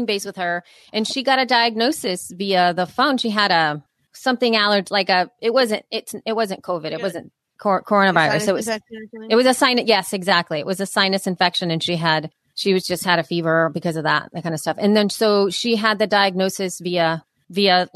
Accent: El Salvador; moved away; when I was growing up in El Salvador and there was a civil war

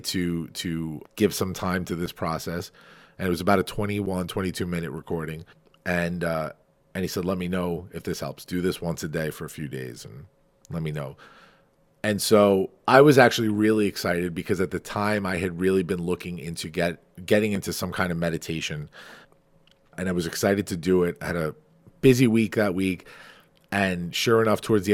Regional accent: Farmingdale, New York, United States; Farmingdale, which is my hometown

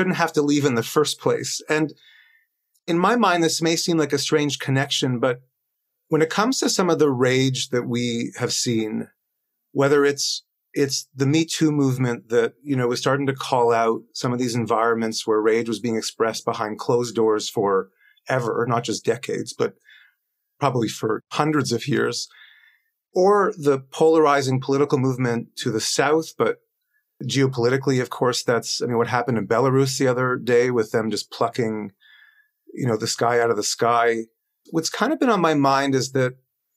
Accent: Toronto, Ontario, Canada; moved away as an adult; now in Stockholm, Sweden; I live and work in Stockholm in Sweden. I'm from Toronto, but we moved here.

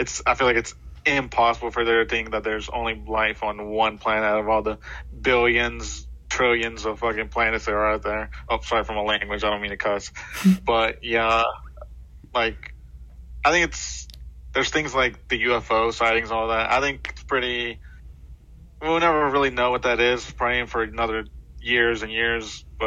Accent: North Carolina, United States; I'm also from North Carolina

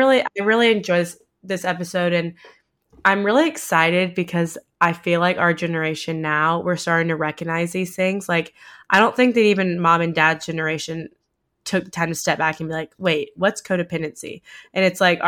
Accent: the South, United States; growing up in the South

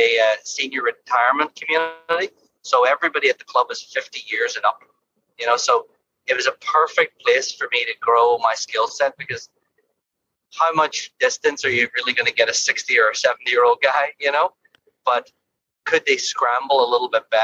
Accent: Ireland; now in London, Ontario, Canada; growing up in Ireland, I think we had to scramble a lot more

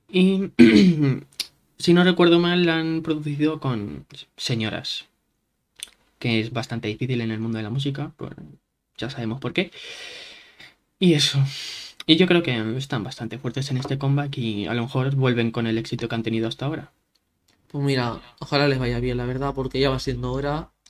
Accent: California, United States; Es que es verdad que a mí, soy de California

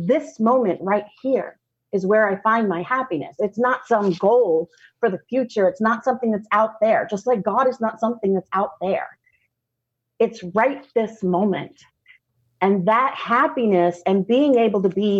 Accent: Southern, United States; accent: Southern; My Southern accent goes away a little bit

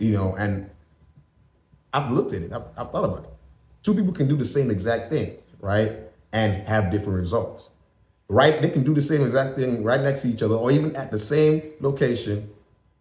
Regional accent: Nigeria; moved away as an adult; also born or lived in Tennessee, United States / West Virginia, United States; now in United States; I am Nigerian

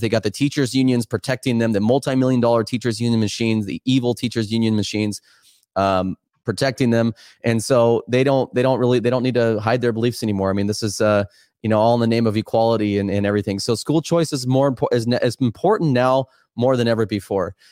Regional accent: Oregon, United States; I'm just here back in my home state

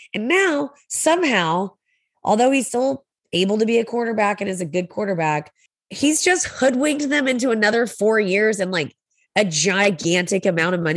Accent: Texas, United States; we're from Texas

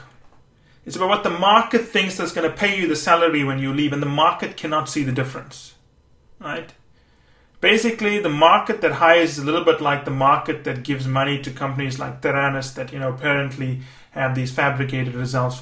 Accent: Canada; I am Canadian

